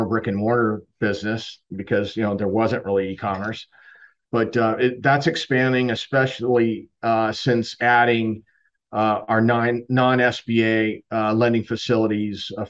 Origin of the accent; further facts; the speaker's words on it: Southern California, United States; moved away as an adult; also born or lived in San Diego / Chicago; now in Tampa, United States; I'm originally from Southern California